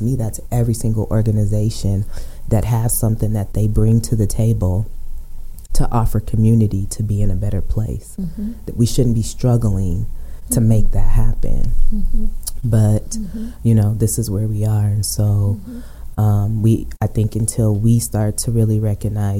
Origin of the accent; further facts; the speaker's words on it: Aurora, Colorado, United States; I'm born and raised in Aurora, so mm-hmm. I know Aurora. I've been there for 46 years